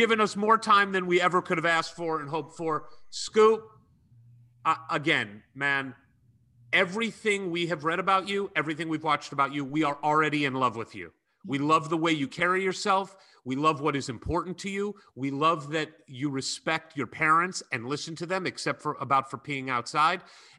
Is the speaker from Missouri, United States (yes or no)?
yes; St. Louis, Missouri, United States; I grew up in St. Louis, so I'm very familiar with that 70 road trip.